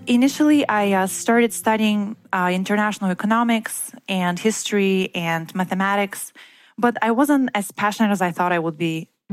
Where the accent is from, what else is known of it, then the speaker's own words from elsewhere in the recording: Bulgaria; moved away as an adult; also born or lived in Bremen, Germany; I uh, was born and raised in Bulgaria, which is in Eastern Europe